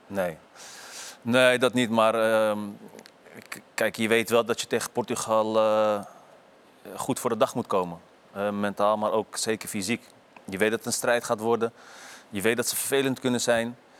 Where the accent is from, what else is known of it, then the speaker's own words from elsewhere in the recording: Amsterdam area, North Holland, Netherlands; moved away as an adult; Weg uit de omgeving Amsterdam